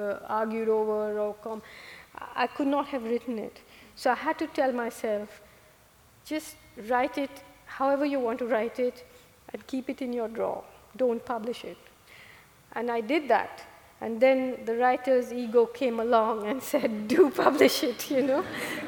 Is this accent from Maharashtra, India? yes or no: no; Kerala, India; moved away; I grew up in Kerala, where the God of Small Things is set